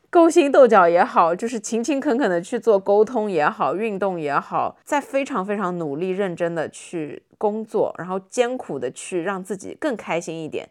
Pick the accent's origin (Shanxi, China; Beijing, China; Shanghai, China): Shanghai, China; 我们很多上海人在上海学到的这些发音